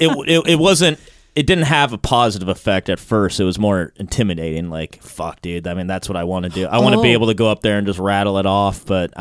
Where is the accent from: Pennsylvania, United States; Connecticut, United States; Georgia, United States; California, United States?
California, United States; Long Beach; I'm from Long Beach